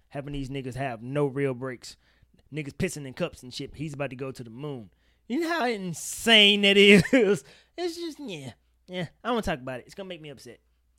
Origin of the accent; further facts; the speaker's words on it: Mississippi, United States; I'm from Mississippi, Shay.